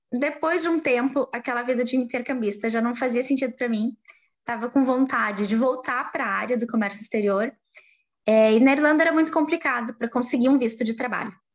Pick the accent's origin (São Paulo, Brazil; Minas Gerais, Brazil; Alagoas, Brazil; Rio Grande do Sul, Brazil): Rio Grande do Sul, Brazil; Montenegro; moved away as an adult; also born or lived in Ireland; now in Portugal; eu sou de Montenegro